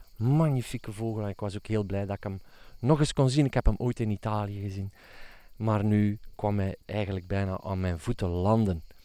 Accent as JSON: {"language": "Dutch", "region": "Flanders", "country": "Belgium", "said": "bij ons in Vlaanderen"}